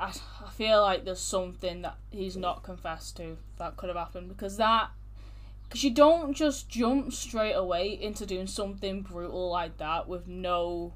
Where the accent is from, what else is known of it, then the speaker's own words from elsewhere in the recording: Manchester, North West England, United Kingdom; We're from Manchester